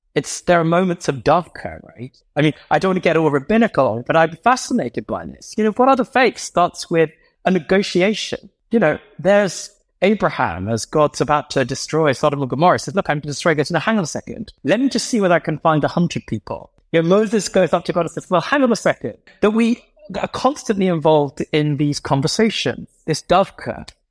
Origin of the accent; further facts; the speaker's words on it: London, United Kingdom; when I was growing up in Southgate Shaw, Southgate Cock Fosters